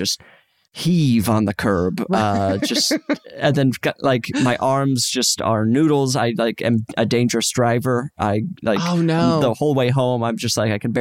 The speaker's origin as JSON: {"language": "English", "town": "Salt Lake City", "region": "Utah", "country": "United States", "moved": "yes", "lives_now": "Los Angeles, United States", "said": "I'm from Utah."}